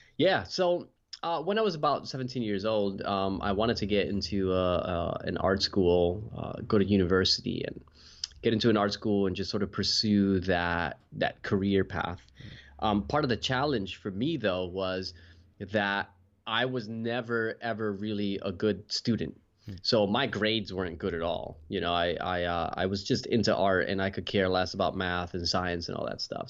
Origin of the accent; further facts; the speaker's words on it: New Jersey, United States; now in Western Australia, Australia; I was uh, born and raised in New Jersey. And now uh, I live in Western Australia